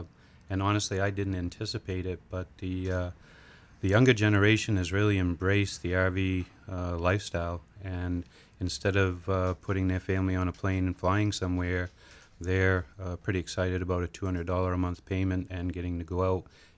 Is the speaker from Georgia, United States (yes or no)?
no; South China, Maine, United States; Yeah, I'm a Mainer, if you can't tell from my accent, born and raised.